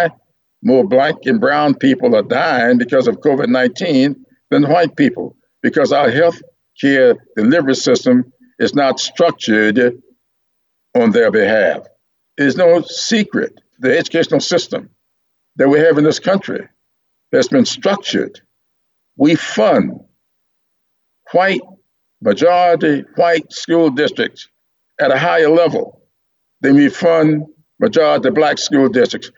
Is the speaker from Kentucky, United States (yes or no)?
no; Sumter, South Carolina, United States; there in Sumter, my hometown